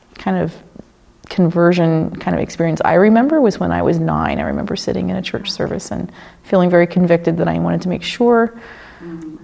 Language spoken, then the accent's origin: English; Ohio, United States; moved away as an adult; also born or lived in Kentucky / Yukon, Canada; now in Dawson City, Canada; I grew up in the United States. I was born in Ohio